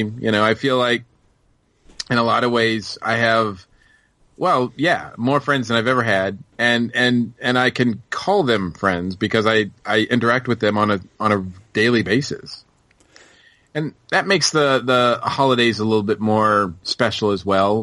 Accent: Massachusetts, United States; moved away as an adult; now in Georgia, United States; I'm from Massachusetts, so it was always like, boom, cold

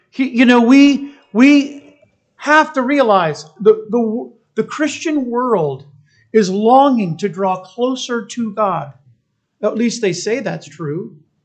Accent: United States

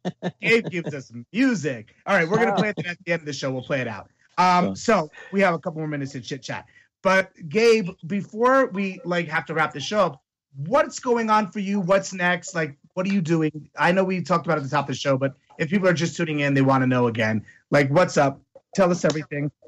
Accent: Greenwich, Connecticut, United States; I grew up with them in Greenwich, Connecticut

